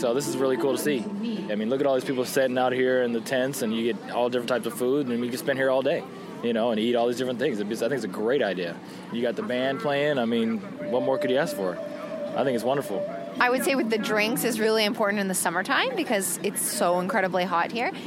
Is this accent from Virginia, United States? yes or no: no; Chicago, Illinois, United States; I'm from Chicago, and this is my wife Jennifer